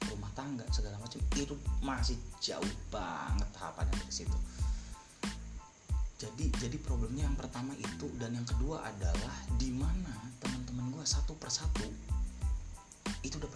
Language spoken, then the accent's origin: Indonesian; Cirebon, West Java, Indonesia; di 2019 itu gue masuk lagi di univ lokal univ lokal di di di kota gue di Cirebon